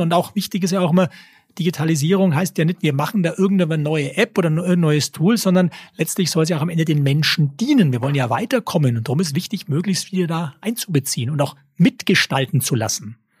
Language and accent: German; Nuremberg, Bavaria, Germany; also born or lived in Berlin; Geboren bin ich in Nürnberg, hier aufgewachsen, zur Schule gegangen